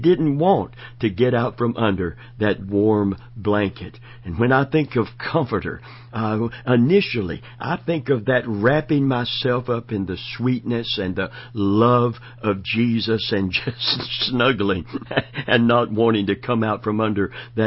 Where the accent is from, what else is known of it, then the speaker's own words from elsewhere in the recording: Florida, United States; also born or lived in Kentucky; I was born in Kentucky, raised and from 14 months old in Florida